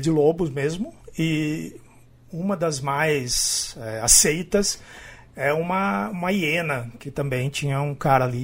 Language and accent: Portuguese; Araraquara, São Paulo, Brazil; É, eu sou de Araraquara. É.